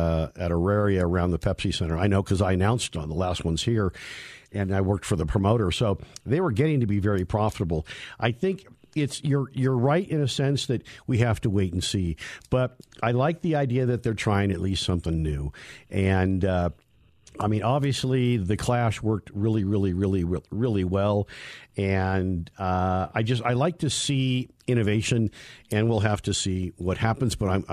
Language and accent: English; California, United States; now in Denver, United States; Really? No, because, I come from Northern California.